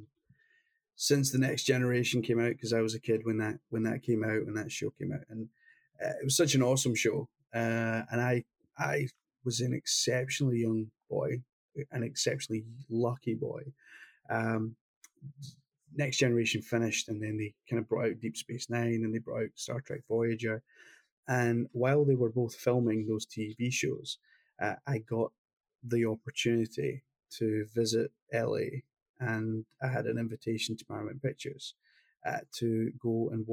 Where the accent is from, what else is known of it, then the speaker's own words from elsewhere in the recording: Glasgow, Scotland, United Kingdom; the same city I came from Glasgow